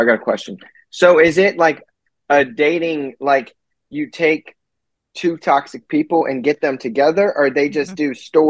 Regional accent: Southern Virginia, United States; I'm from Southern Virginia, like on the border of North Carolina.

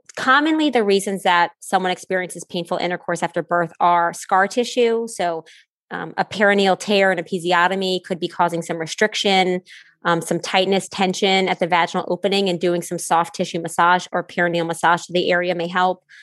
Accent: New Orleans, Louisiana, United States; being from New Orleans, I say it different than Y'all in Connecticut

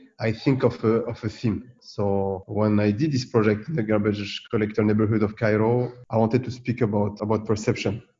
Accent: France; I'm born and raised in France, you know, from Tunisian parents

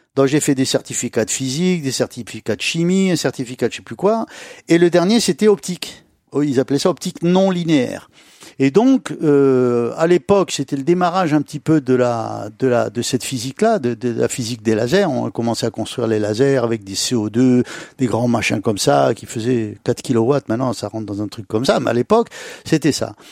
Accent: Jerada, Oriental, Morocco; on a atterri à Girada

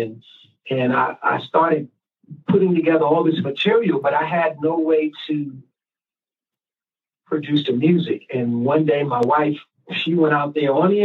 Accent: New York, United States; I was raised sometimes in, you know, in the street. I'm from New York

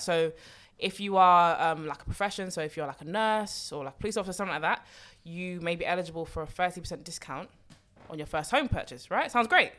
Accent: London, United Kingdom; I've born and bred in London

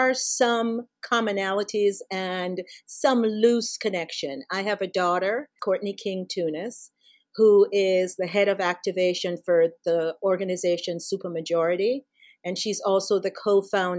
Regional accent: Jamaica; moved away as an adult; now in United States; I was raised in Jamaica. I came to the U.S. when I was 18 years old to go to college.

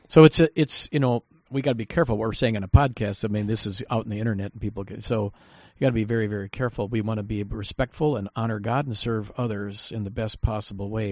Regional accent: United States; I'm an American citizen

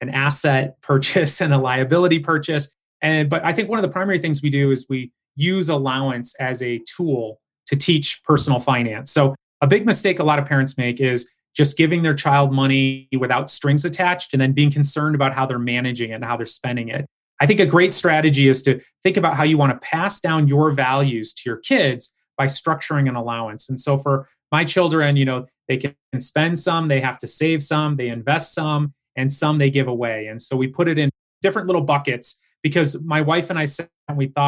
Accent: Michigan, United States; also born or lived in Howell, Michigan / Farmington Hills, Michigan / suburbs of Detroit, Michigan; I grew up in Howell, Michigan. So I was born in Farmington Hills and I was raised in the suburbs of Detroit.

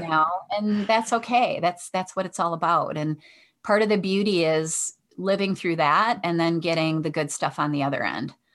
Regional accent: Detroit, Michigan, United States; I'm from Michigan in the Detroit area, so I grew up on the west side of Detroit

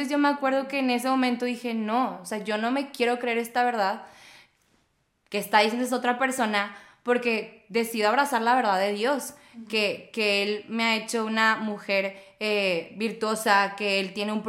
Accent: Tampico, Tamaulipas, Mexico; soy de Tampico, yo no soy regia, pero la verdad es que yo siempre he dicho que Tampico me vio crecer, yo no a él. Si tú estás viendo esto y no sabes dónde está Tampico, búscalo.

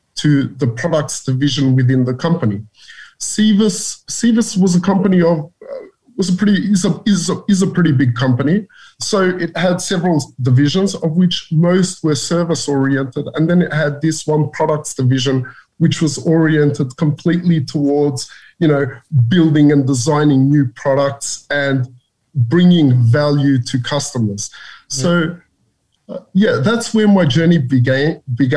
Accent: Australia; moved away as an adult; also born or lived in Macedonia; I grew up in Australia, where I finished my elementary

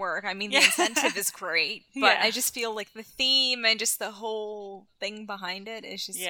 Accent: Canada; as a Canadian.

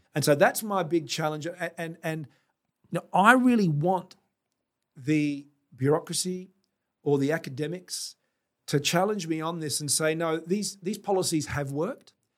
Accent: South Australia, Australia; being South Australian

